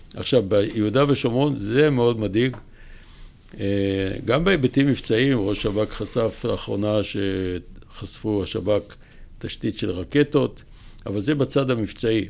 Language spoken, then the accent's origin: Hebrew; Kiryat Motzkin, Haifa District, Israel; also born or lived in Hadera / Jerusalem; עברו לקריות, שם היה יותר אוכל. והייתי בכל הקריות, בעיקר בקריית מוצקין